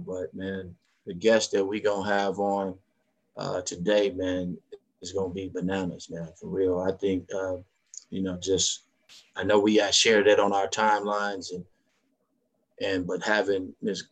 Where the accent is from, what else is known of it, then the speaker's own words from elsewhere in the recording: Chicago, Illinois, United States; I'm from Chicago